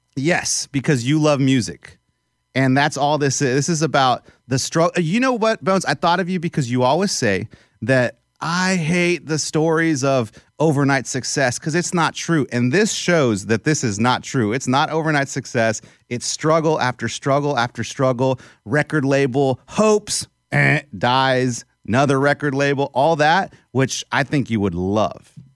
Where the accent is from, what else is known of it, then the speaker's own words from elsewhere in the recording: South Texas, United States; the Hispanic in me who grew up in South Texas, just three hours south of Corpus Christi